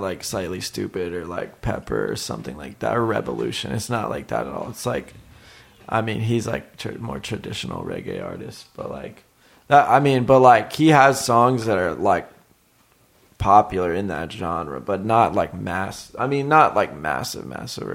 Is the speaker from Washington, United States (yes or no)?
no; Virginia Beach, Virginia, United States; moved away as an adult; now in Los Angeles, United States; I'm from Virginia Beach, Virginia, originally